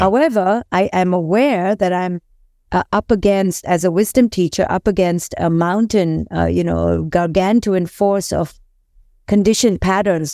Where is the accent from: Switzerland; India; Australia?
India; I grew up in India